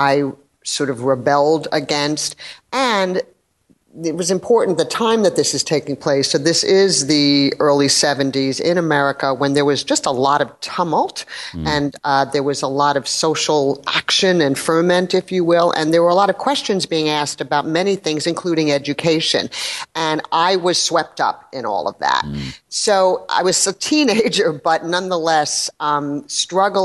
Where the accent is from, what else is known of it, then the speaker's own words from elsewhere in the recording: New York City, New York, United States; I grew up in New York City